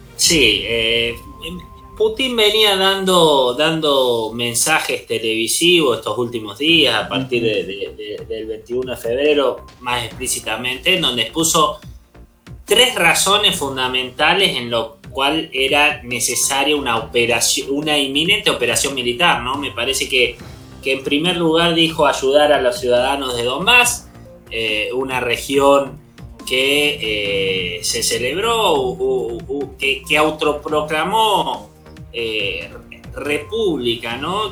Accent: Zárate, Buenos Aires Province, Argentina; de Zárate, licenciado en Relaciones Internacionales

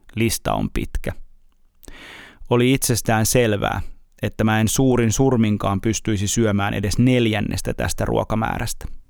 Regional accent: Uusimaa, Finland; olen uusmaalainen

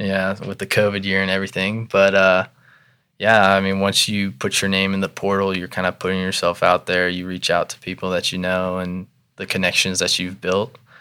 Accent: Irvine, California, United States; moved away; also born or lived in Jacksonville, North Carolina; I'm actually from Southern California

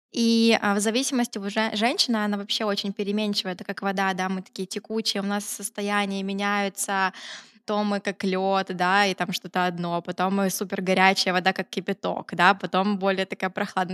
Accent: Kryvyi Rih, Dnipropetrovsk Oblast, Ukraine; moved away as an adult; also born or lived in Kyiv; я самородом родом из Кривого Рога

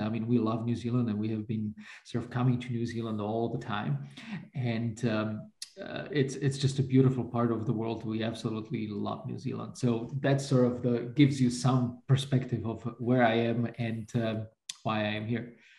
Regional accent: Bratislava, Bratislava Region, Slovakia; I grew up in Slovakia under communism

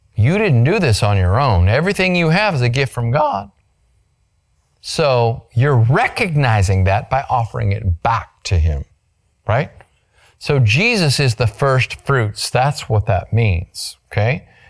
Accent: Grand Canyon, Arizona, United States; moved away; I was born on the South Rim in Grand Canyon, Arizona, a million years ago

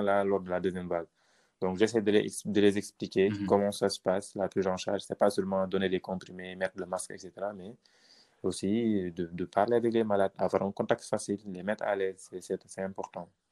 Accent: Senegal; nous, Noirs, qui, sommes au Sénégal

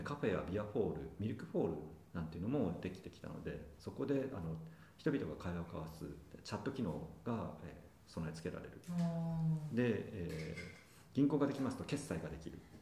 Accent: Yamagata, Japan; now in Tokyo, Japan; 私山形出身

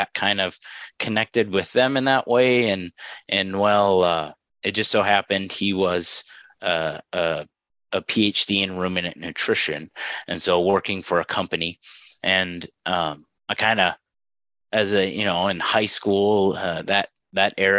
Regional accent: just north of the Twin Cities, Minnesota, United States; moved away as an adult; now in Fargo, United States; I'm originally from Minnesota, just north of the Twin Cities, St. Paul, Minneapolis. And so grew up there

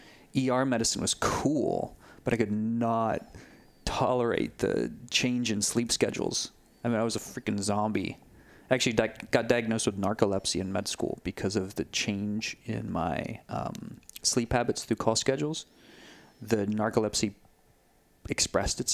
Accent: Texas, United States; moved away as an adult; also born or lived in Denver, Colorado / Sedona; when I moved from Texas to Colorado, from Austin, San Antonio to Denver to start my medical residency

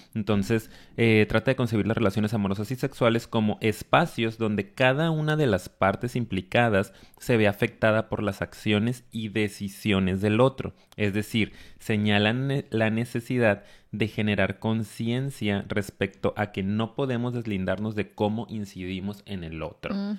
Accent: Mexico; Al venir de una cultura tan machista como la mexicana

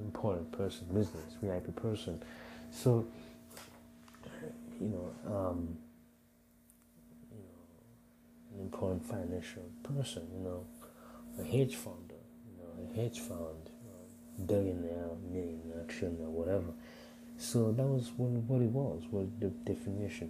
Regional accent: Burundi; moved away; growing up in Burundi

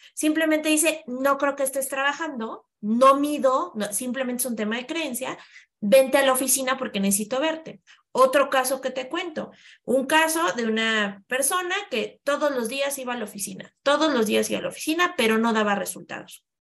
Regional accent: Mexico

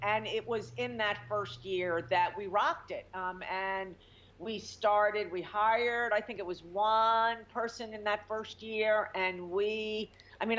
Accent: New York, United States; moved away as an adult; also born or lived in California; I'm a New Yorker.

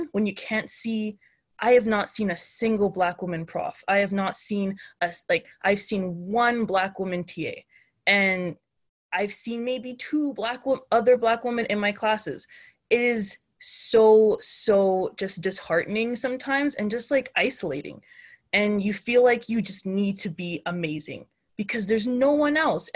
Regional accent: Canada; being a Nigerian Canadian woman

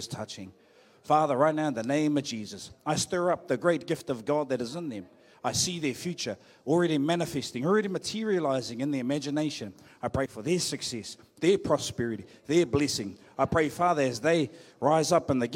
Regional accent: Hawke's Bay, New Zealand; moved away as an adult; I'm back in my hometown

